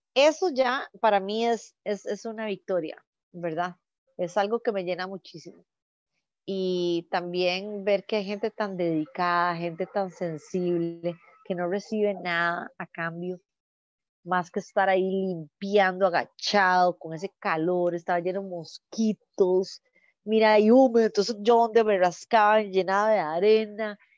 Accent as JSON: {"language": "Spanish", "country": "Costa Rica", "said": "la fundación está aterrizando los proyectos en mi país"}